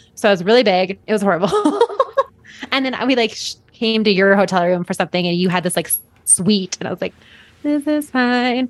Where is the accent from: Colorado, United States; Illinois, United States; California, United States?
Colorado, United States; Boulder; I'm from Boulder